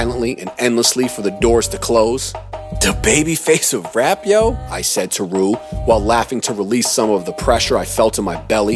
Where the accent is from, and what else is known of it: Durham, North Carolina, United States; born or raised there; moved away as an adult; also born or lived in New York